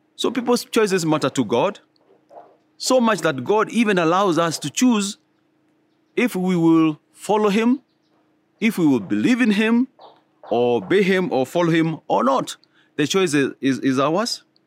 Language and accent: English; Kenya; all of us Kenyans